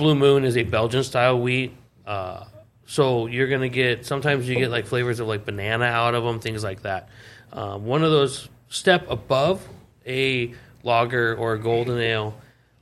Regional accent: Seattle, Washington, United States; moved away; I'm from Seattle

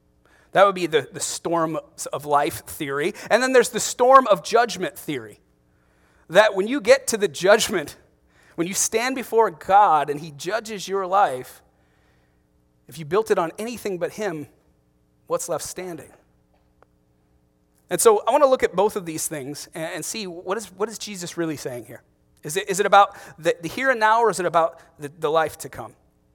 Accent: Ohio, United States; there's a town, one town north of where I grew up in Ohio called Hudson.

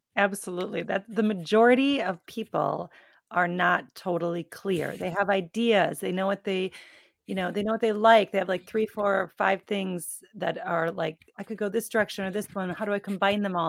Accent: Midwest, United States; I was born and raised in the Midwest with a Midwestern family

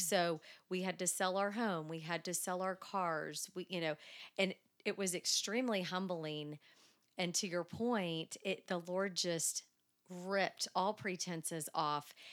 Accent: Dallas, Texas, United States; I am from Dallas. Born and raised

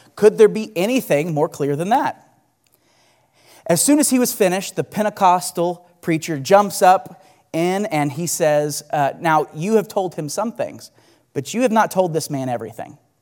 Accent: Bixby, Oklahoma, United States; I grew up in Bixby, and I lived there pretty much my entire life

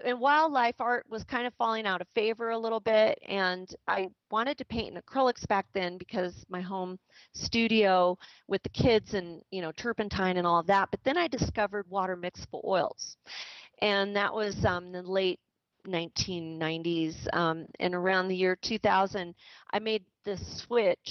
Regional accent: Southwest, United States; now in Idaho, United States; I grew up in the Southwest the first part of my life

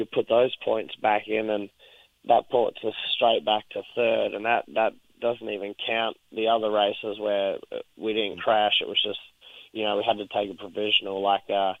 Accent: Australia; I'm Australian. I'm not Texan.

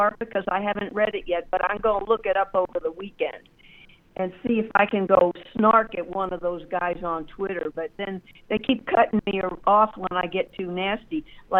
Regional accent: Wiesbaden, Hesse, Germany; born there; Rob, I was born in Wiesbaden.

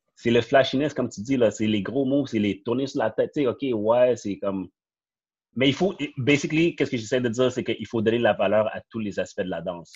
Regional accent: Montreal, Quebec, Canada; je viens du Saint-Nord, so, toutes mes amis ou les connaissances que j'ai connues, c'était de là

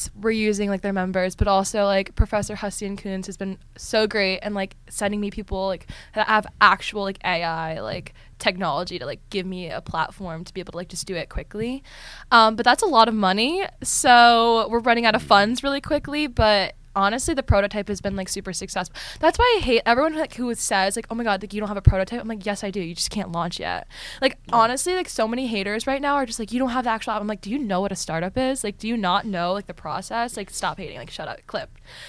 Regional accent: Connecticut, United States; I'm from Connecticut.

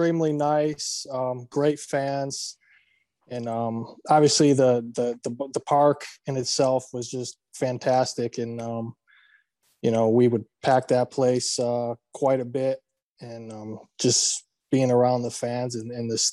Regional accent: East Coast, United States; I'm from the East Coast originally

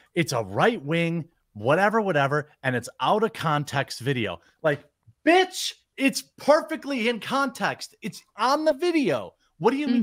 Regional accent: United States; as an American, I'm sorry, as a Yank

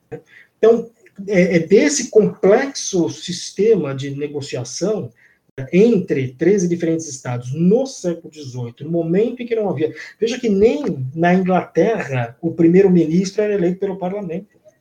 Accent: São Paulo, Brazil; eu sou de São Paulo

